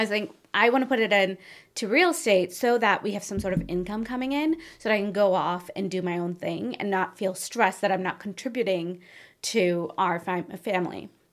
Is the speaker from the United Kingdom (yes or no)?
no; northern India, India; moved away; also born or lived in Chicago; I came from India, and my parents were very successful in India